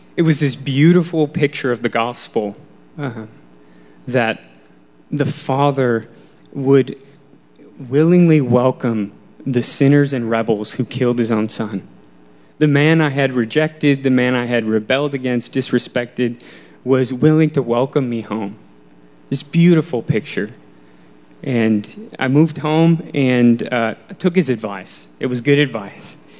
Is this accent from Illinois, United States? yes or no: yes; Wheaton, Illinois, United States; I grew up in Wheaton, Illinois, um, a west suburb of Chicago